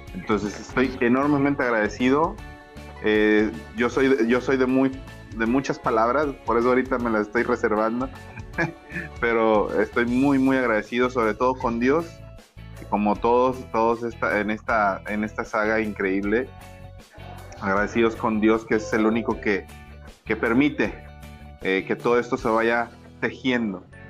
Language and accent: Spanish; Ébano, San Luis Potosí, Mexico; soy eh, un humilde servidor en México, en, la, en, en, en Ébano San Luis Potosí, orgullosamente potosino